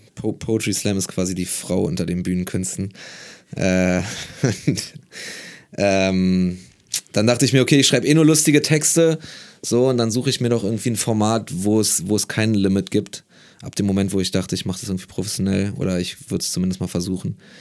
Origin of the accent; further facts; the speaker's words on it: Berlin, Germany; also born or lived in Marburg; in Berlin als Berliner